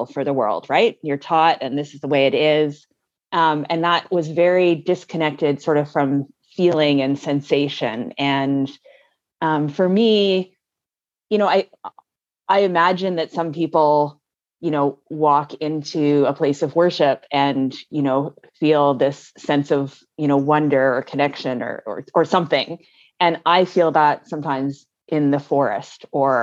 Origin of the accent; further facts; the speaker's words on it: Vancouver Island, British Columbia, Canada; I live here in Victoria, BC, the same as you do, Neil, and I grew up on Vancouver Island